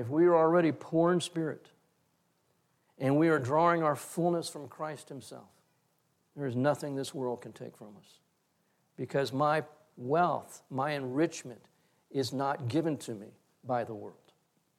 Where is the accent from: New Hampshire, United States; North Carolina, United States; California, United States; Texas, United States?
Texas, United States; as a Texan